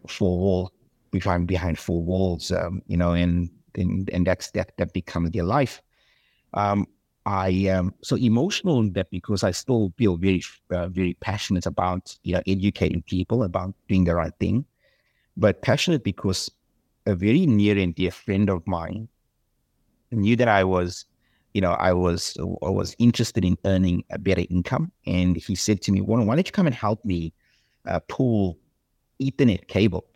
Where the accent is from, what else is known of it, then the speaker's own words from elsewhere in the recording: South Africa; accent: South African; moved away as an adult; also born or lived in Australia; now in United States; I'm South African, not American.